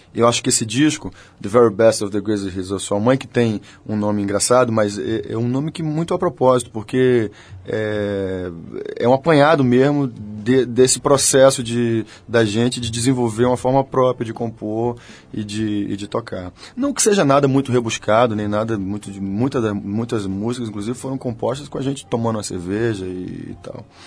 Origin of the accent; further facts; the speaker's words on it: Bahia, Brazil; nós somos uma banda da Bahia, somos baianos, somos nordestinos